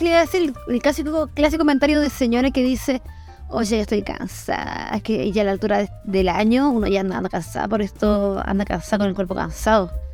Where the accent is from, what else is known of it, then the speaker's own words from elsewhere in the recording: Chile; nosotros como chilenos estábamos muy acostumbrados a la idiosincrasia chilena